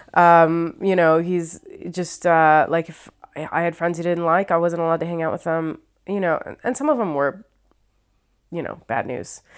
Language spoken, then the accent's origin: English; Ohio, United States; also born or lived in New York / Los Angeles; now in London, United Kingdom; I'm from Ohio. I lived in New York for four years. I was in L A for seven years. I've been here for four years in London